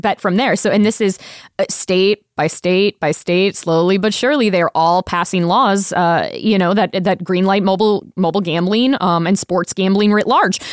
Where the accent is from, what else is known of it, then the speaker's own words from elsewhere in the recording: Tampa, Florida, United States; now in Las Vegas, United States; I am from Tampa